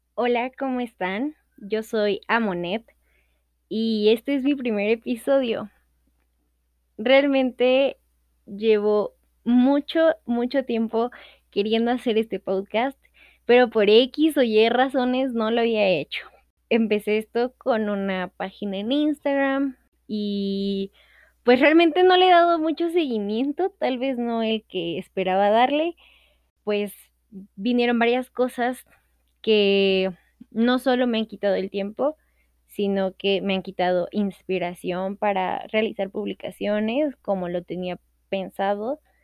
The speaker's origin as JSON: {"language": "Spanish", "region": "Veracruz", "country": "Mexico", "moved": "yes", "lives_now": "Mexico City, Mexico", "said": "vivo en la Ciudad de México, soy de Veracruz"}